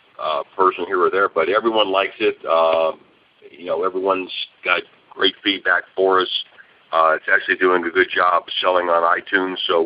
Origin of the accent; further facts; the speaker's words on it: Atlanta, Georgia, United States; moved away as an adult; now in Los Angeles, United States; we're from Atlanta